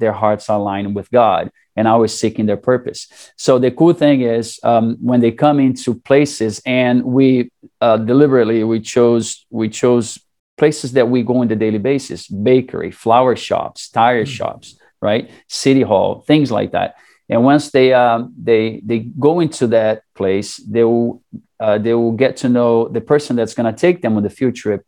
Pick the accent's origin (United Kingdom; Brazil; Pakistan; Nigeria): Brazil; moved away as an adult; also born or lived in Saudi Arabia; now in United States; growing up in Brazil, a lot of the families are Catholics